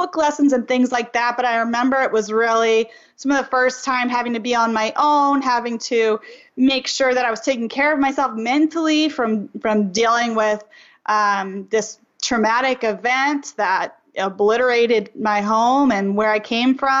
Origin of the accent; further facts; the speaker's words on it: Louisiana, United States; I'm from Louisiana